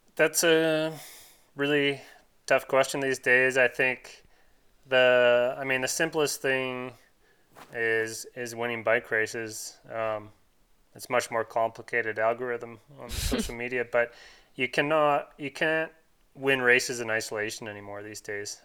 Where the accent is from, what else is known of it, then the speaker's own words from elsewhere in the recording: Canada; as a Canadian